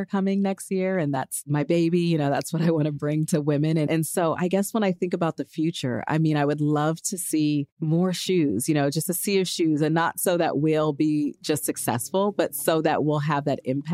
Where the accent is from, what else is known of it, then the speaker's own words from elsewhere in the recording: Los Angeles, California, United States; my hometown, Los Angeles.